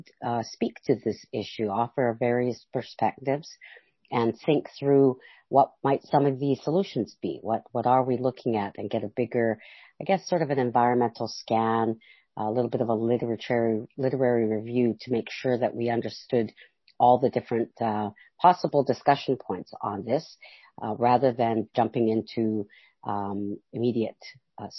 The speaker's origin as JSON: {"language": "English", "town": "Alert Bay", "region": "British Columbia", "country": "Canada", "said": "I come from Alert Bay, BC, from the Kwagyoth and the Mamalila people"}